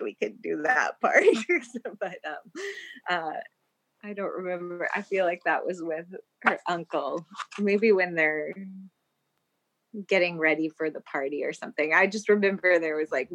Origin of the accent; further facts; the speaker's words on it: Texas, United States; now in Los Angeles, United States; I always feel like I'm from Texas